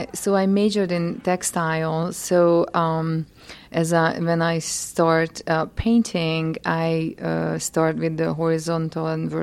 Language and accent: English; Hungary; English is a second language; So I grew up in Hungary in a very small village, about 300 people. Was very close to nature, played outside, observed the plants and bogs